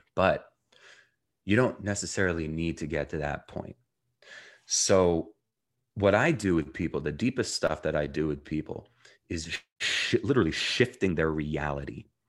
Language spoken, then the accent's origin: English; New Jersey, United States; also born or lived in Jerusalem, Israel / South Africa; I was born in Jerusalem, Israel, grew up in New Jersey, um, and spent a year between there, um, living in South Africa